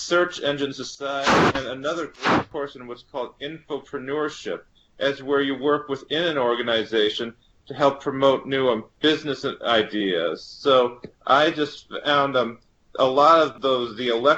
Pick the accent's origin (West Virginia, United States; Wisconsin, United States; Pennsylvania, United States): Wisconsin, United States; Milwaukee; I'm from Milwaukee, Wisconsin